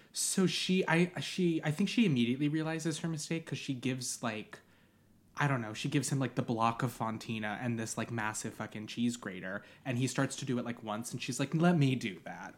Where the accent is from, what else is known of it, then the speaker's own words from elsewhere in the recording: Long Island, New York, United States; I grew up on Long Island.